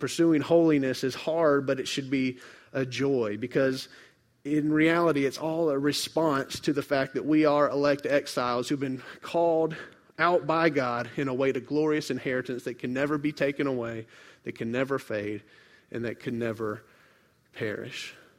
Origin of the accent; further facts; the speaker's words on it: Memphis, Tennessee, United States; I grew up in Memphis near the Mississippi River